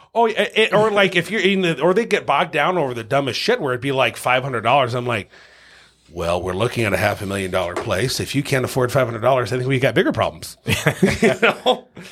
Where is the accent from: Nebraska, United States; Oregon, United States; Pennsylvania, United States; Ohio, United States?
Nebraska, United States; Lincoln; also born or lived in Omaha, Nebraska; born and raised in Lincoln, Nebraska, um, by a single mom